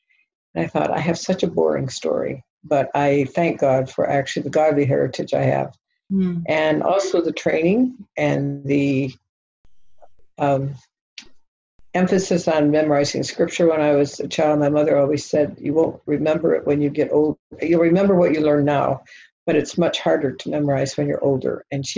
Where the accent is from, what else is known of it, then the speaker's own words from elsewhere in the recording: Kano, Kano State, Nigeria; A year later, I was born in Kano, Nigeria. And then I had four more siblings. So I grew up in Nigeria in a very happy experience.